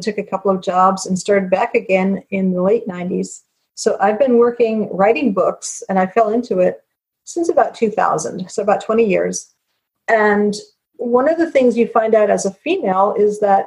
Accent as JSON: {"language": "English", "country": "United States", "said": "I'm American"}